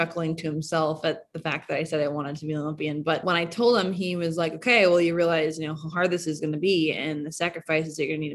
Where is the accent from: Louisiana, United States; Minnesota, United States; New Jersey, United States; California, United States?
Minnesota, United States; I grew up in Minnesota